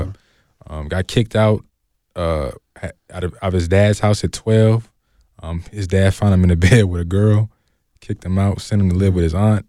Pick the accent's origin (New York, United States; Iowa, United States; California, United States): California, United States; Oakland; I'm from Oakland